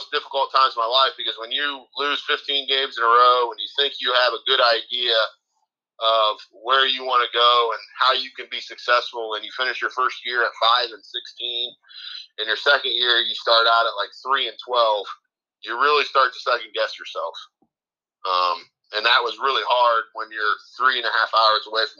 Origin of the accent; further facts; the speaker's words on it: Northwest Ohio, United States; moved away as an adult; also born or lived in McComb, Ohio / Margaretta, Ohio / Hopewell-Loudon, Ohio; now in Reidsville, United States; I have family in Northwest Ohio